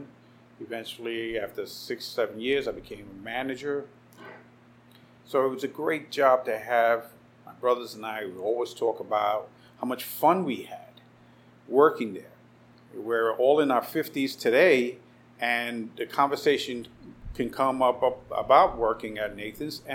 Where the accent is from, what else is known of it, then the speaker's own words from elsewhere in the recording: New York City, New York, United States; also born or lived in Puerto Rico (parents); My Brooklyn story, born and raised, Cumberland Hospital, which I believe no longer exists. I grew up in Bed-Stuy for 10 years